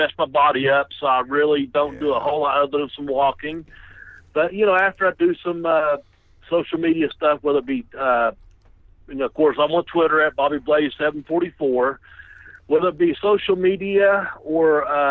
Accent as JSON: {"language": "English", "region": "Kentucky", "country": "United States", "accent": "southern", "said": "I'm in Kentucky, and if you detect the southern accent, that's because I'm a fucking from Kentucky"}